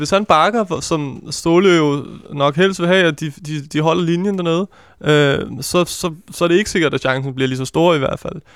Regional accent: Capital Region of Denmark, Denmark; Jeg kommer ud fra Vestegn, så det er, vi er

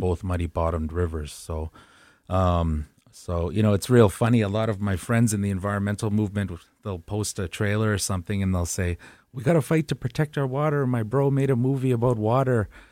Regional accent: Winnipeg, Manitoba, Canada; my hometown of Winnipeg

